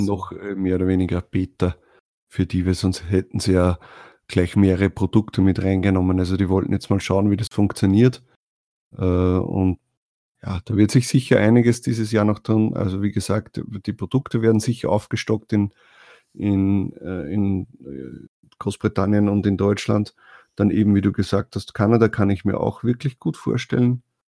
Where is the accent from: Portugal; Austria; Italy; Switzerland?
Austria; als Österreicher